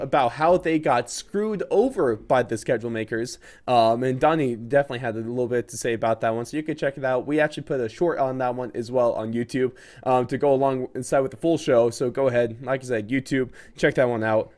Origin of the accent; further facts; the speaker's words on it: United States; as an American